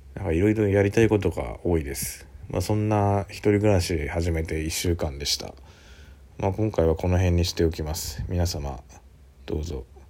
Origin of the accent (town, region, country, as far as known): Kanto, Japan; born or raised there; moved away as an adult; now in Suita, Japan